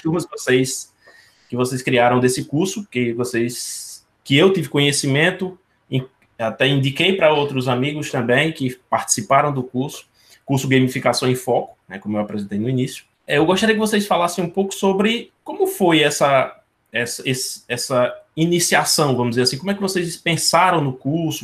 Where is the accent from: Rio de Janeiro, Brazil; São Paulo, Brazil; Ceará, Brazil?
Ceará, Brazil; now in Paraíba, Brazil; aqui no Ceará eu falo porque eu sou cearense, uhum. mas eu estou na Paraíba nesse momento.